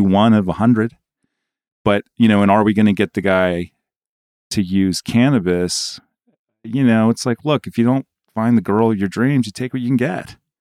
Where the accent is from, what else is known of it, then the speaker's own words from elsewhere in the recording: New York, United States; as a New Yorker